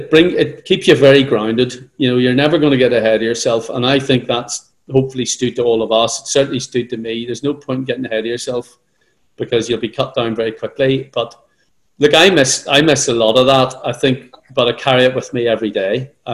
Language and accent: English; Northern Ireland, United Kingdom; accent: Northern Irish; moved away as an adult; also born or lived in London; now in Sydney, Australia; the stupid accent we have. So it sort of helped. If one thing from Northern Ireland really helped, it was that.